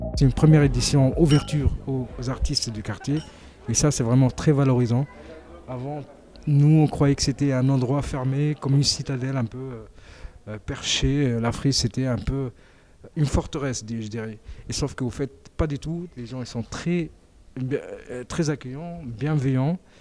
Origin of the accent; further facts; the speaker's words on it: Tunisia; now in Marseille, France; je suis originaire de la Tunisie